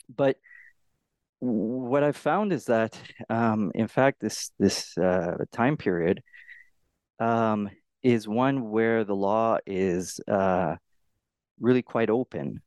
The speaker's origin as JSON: {"language": "English", "country": "Canada", "said": "I'm a Canadian scholar"}